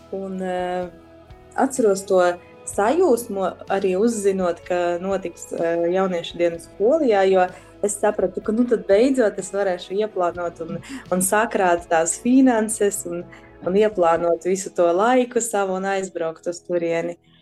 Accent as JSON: {"language": "Latvian", "town": "Daugavpils", "region": "Latgale", "country": "Latvia", "tie": "born or raised there", "said": "esmu no Daugopils, šeit esmu piedzimusi. Uh, un pavadījusi lielāko daļu no savas dzīves"}